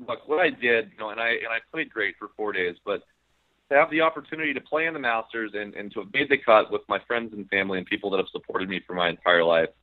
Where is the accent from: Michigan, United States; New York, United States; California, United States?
California, United States; I'm from California.